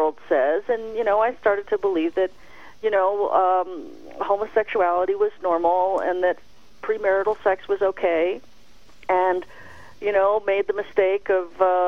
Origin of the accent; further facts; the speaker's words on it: the Bay Area, California, United States; moved away as an adult; also born or lived in Los Angeles; I moved from the Bay Area to Los Angeles when I was 18